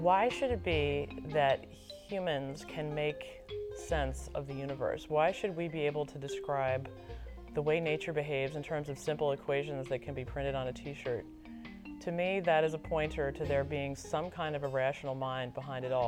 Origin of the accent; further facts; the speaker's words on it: Washington, District of Columbia, United States; moved away as an adult; also born or lived in Massachusetts / Michigan; I was born and raised in Washington, D.C., in the shadow of the National Cathedral